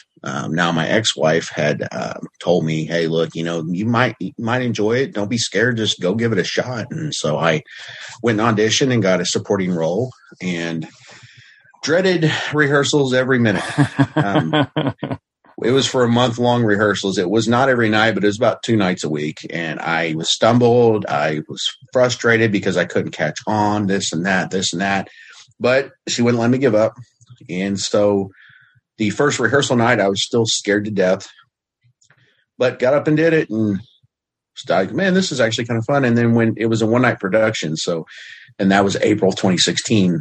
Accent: Southern Indiana, United States; moved away as an adult; now in Oklahoma, United States; I was born and raised in Southern Indiana

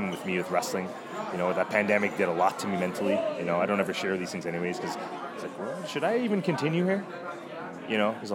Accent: Canada; as a Canadian

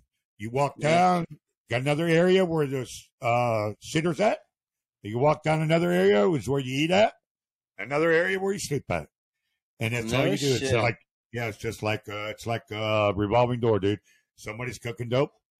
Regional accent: Akron, Ohio, United States; I actually grew up in Akron, Ohio

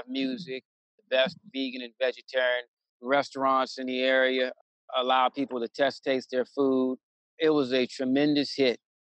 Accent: Washington, District of Columbia, United States; also born or lived in Tallahassee, Florida; I was born in Tallahassee, Florida, raised in the Washington, D.C. area, lived in this area most of my life.

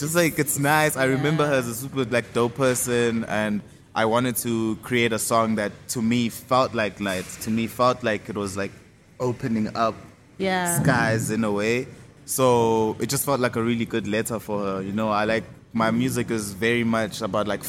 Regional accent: Empangeni, KwaZulu-Natal, South Africa; It's a coastal town that's close to Empangeni, where I'm from

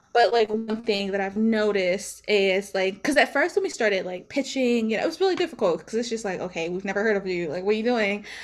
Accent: Maryland, United States; I'm from Maryland. So Maryland is not a musical ci-, state. It's, where I'm from is not a musical city as well.

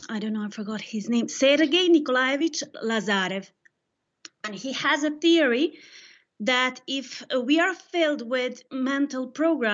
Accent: Serbia; now in Madrid, Spain; I'm from Serbia

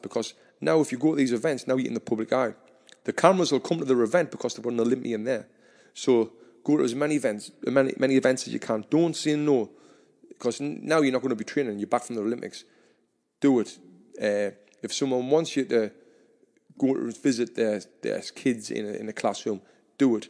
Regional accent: Sunderland, North East England, United Kingdom; I'm from Sunderland

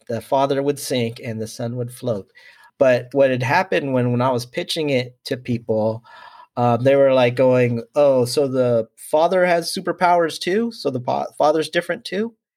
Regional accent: San Diego, California, United States; was born and raised in San Diego

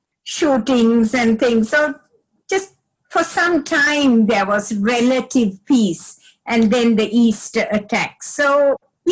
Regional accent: Sri Lanka; now in Australia; which was about as Welsh as you got in Sri Lanka in the 1950s.

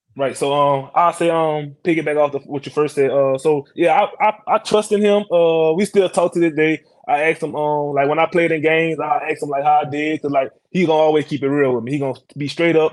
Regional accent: White Castle, Louisiana, United States; moved away; I'm from White Castle. I'm from Iberville Parish.

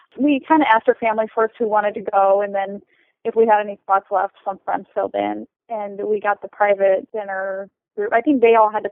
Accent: Nebraska, United States; I'm from Nebraska

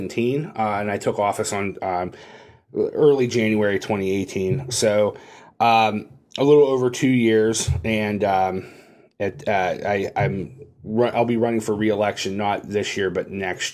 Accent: Hermitage, Pennsylvania, United States; also born or lived in Greenville, Pennsylvania / Washington, D.C. / Cleveland, Ohio; I'm from Hermitage originally. I was born in Greenville, raised here in Hermitage. I'm a 2002 graduate of Hickory High School. After that, I went to Slippery Rock

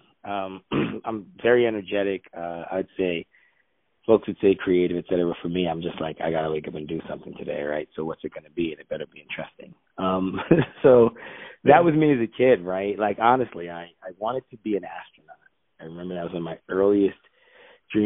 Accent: Nigeria; moved away; also born or lived in United States; I'm Nigerian

